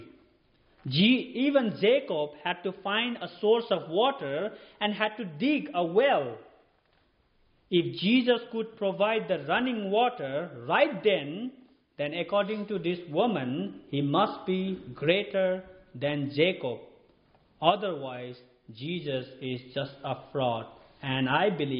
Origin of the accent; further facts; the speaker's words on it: Nepal; moved away; I'm from Nepal